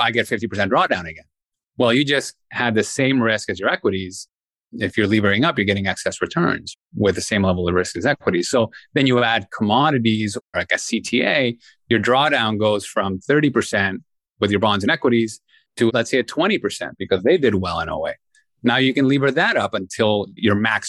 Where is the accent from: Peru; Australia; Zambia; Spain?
Peru; moved away; I'm born and raised in Peru